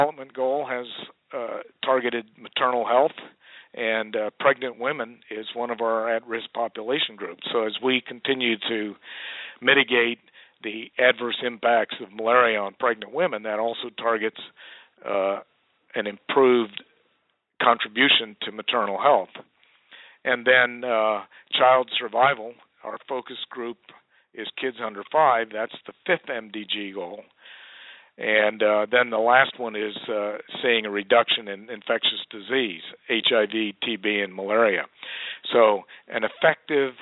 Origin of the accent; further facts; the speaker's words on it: United States; we as American citizens